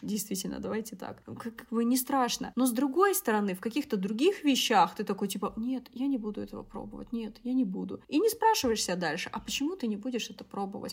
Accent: Siberia, Russia; now in Moscow, Russia; я выросла в Сибири

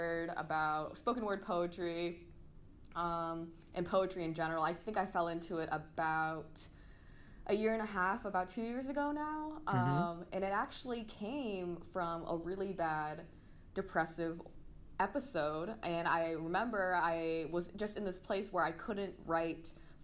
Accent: San Diego, California, United States; also born or lived in St. Louis, Missouri; now in Los Angeles, United States; I was born in St. Louis, Missouri, but then I moved to San Diego when I was about 4. And I grew up there, you know, did the whole elementary, middle, high school

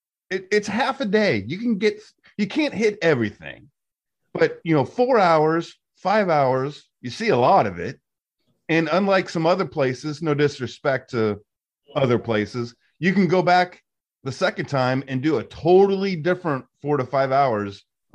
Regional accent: St. Louis, Missouri, United States; I grew up on Vestoda.

